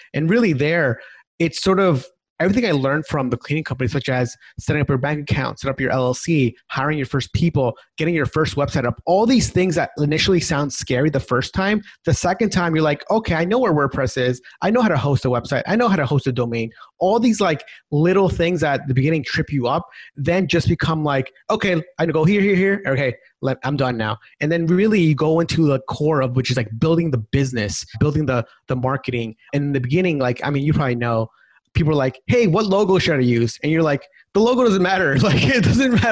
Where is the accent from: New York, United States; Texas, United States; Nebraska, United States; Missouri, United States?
New York, United States; Long Island; my background is I grew up in New York, so Long Island.